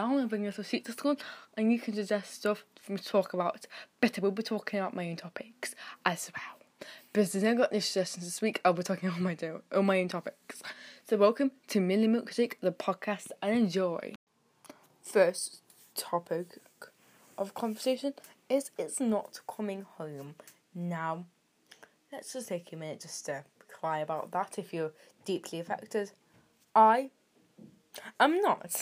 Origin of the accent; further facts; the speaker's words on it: United Kingdom; I'm British